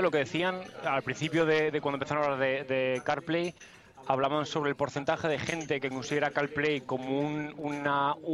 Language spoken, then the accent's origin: Spanish; Somo, Cantabria, Spain; yo soy de Somo, yo soy de Somo.